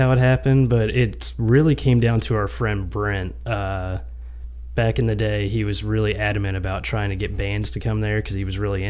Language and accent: English; Charleston, West Virginia, United States; now in Lafayette, United States; I am from Charleston, West Virginia, up north.